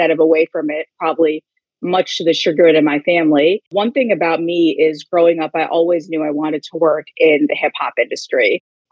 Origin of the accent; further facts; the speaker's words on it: Kalamazoo, Michigan, United States; I grew up in Kalamazoo, Michigan